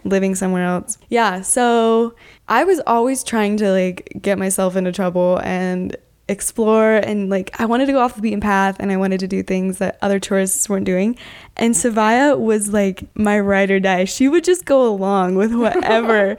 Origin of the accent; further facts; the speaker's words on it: Utah, United States; I'm from Utah